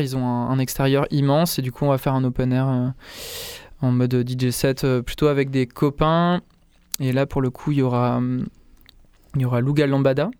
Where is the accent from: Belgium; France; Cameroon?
France; Saint-Agrève, Auvergne-Rhône-Alpes; j'ai grandi en, j'ai grandi en Ardèche euh, du Nord, dans un village qui s'appelle Saint-Agrève